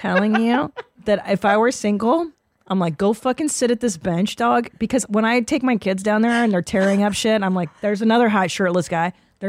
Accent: United States; because we're American

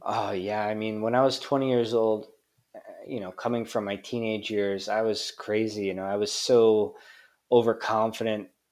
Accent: Hawaii, United States; moved away as an adult; also born or lived in Tokyo, Japan; now in Japan; growing up in Hawaii

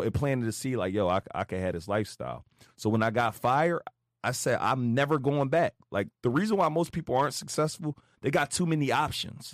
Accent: Philadelphia, Pennsylvania, United States; I grew up West Philly, literally drug-infested neighborhood

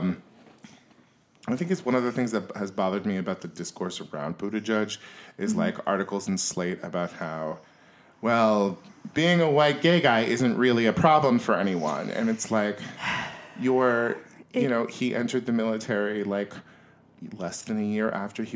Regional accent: Yuba City, California, United States; moved away; what's it like being from Yuba City

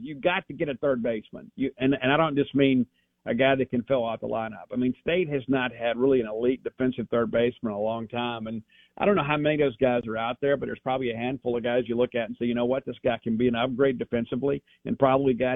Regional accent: South Mississippi, United States; I am from South Mississippi

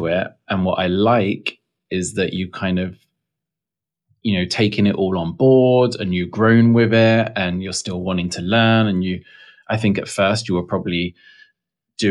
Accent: England, United Kingdom; now in Texas, United States; being English

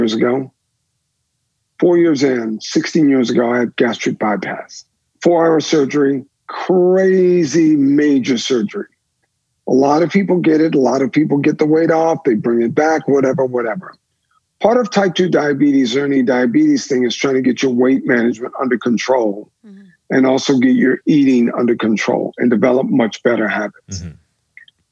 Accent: the South, United States; Growing up in the South

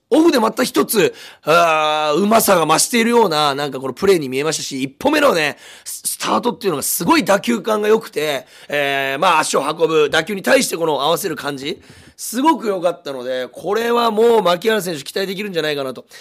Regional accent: Fukuoka, Japan; 実は僕も福岡出身です

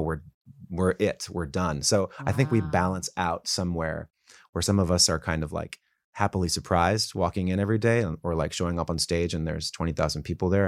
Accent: Los Angeles, California, United States; also born or lived in Calabasas, California; I grew up in Woodland Hills

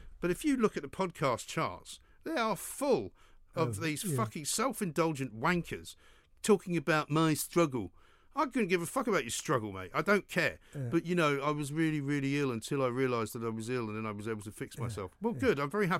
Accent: Ireland; There's not much point in trying to investigate what's going on in my brain because I'm Irish.

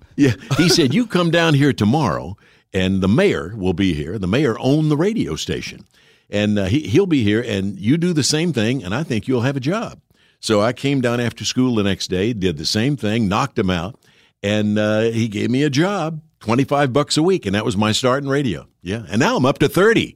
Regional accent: Jackson, Tennessee, United States; the local radio station in my hometown, as you mentioned, Jackson, Tennessee

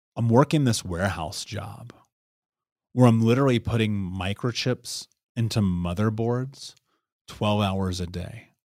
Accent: Indianapolis, Indiana, United States; So I grew up in Indianapolis, in Indiana

